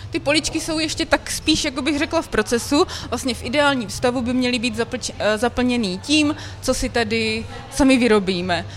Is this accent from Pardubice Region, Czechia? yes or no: yes; Jevíčko, Pardubice Region, Czechia; moved away; also born or lived in Litomyšl / Brno; já jsem z Jivíčka, že jo, to je kusíček vlastně od tam